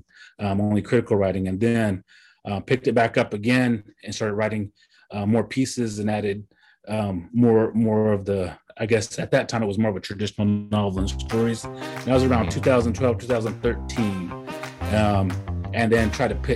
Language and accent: English; United States; accent: Kiowa; I grew up in this intertribal environment, moving back and forth between Kiowa and Cherokee and still do to this day